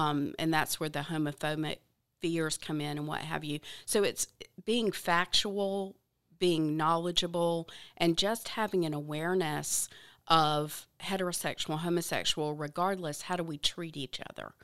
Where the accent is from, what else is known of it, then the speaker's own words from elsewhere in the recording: the South, United States; I grew up in the South, I love the South